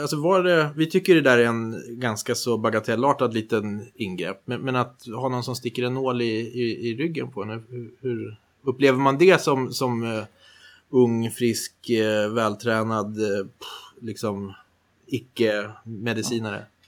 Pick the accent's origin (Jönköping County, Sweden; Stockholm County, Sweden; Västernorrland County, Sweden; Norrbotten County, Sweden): Västernorrland County, Sweden; Härnösand; jag är uppvuxen i Härnösand av alla ställen